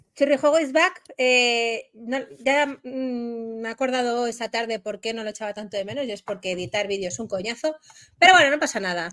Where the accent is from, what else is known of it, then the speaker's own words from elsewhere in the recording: Spain; como buena española